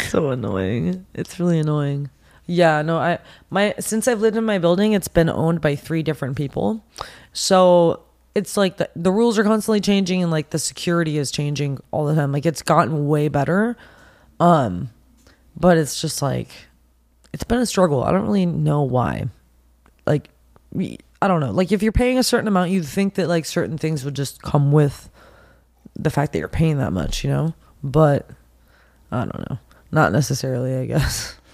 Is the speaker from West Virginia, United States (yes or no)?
no; Pasadena, California, United States; I'm actually originally from Pasadena, California.